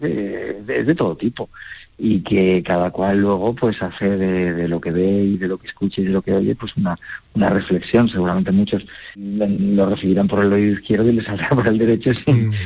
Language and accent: Spanish; Logroño, La Rioja, Spain; moved away; en mi tierra, donde nací, en Logroño